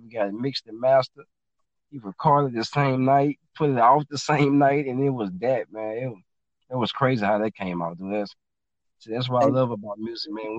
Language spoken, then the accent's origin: English; Baton Rouge, Louisiana, United States; I'm originally from Baton Rouge, Louisiana. Yep, born and raised